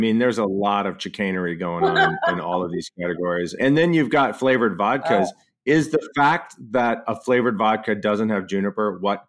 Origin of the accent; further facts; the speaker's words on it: Texas, United States; I grew up in Texas, right?